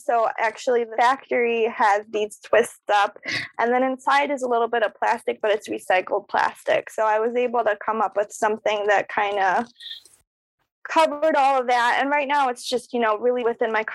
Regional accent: Slovakia; English is a second language; now in Buffalo, United States; I was born in Slovakia, so I'm an immigrant

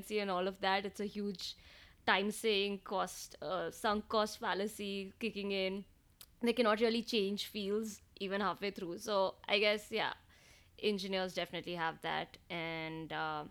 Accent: India; as Indian kids

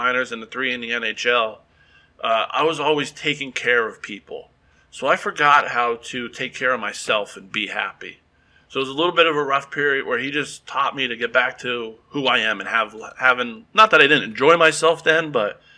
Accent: Wilkes-Barre, Pennsylvania, United States; now in Texas, United States; I grew up in Wilkes-Barre. We're about an hour and a half from New York City.

